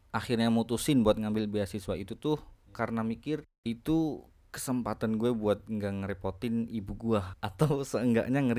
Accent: Purwokerto, Central Java, Indonesia; now in Abu Dhabi, United Arab Emirates; asal dari Purwokerto. Saya mahasiswa S1 di Universitas Muhammad bin Zayed Abu Dhabi.

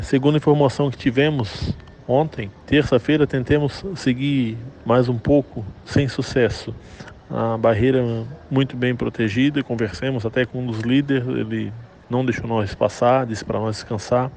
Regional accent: Imbituba, Santa Catarina, Brazil; Nós dois somos de Imbituba, Santa Catarina

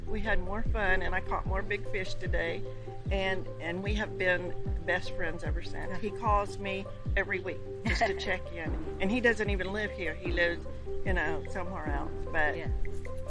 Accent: Nokomis, Florida, United States; I was born and raised in Florida

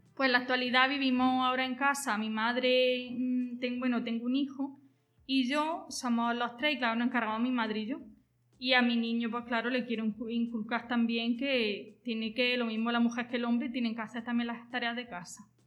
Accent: Jaén, Andalusia, Spain; soy de Jaén, tengo 32 años

